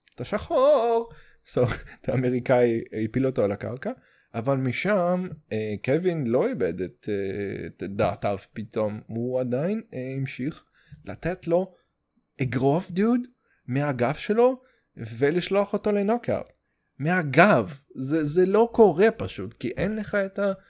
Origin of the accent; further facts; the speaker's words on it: Russia; Hebrew is a second language; now in Israel; אני רוסי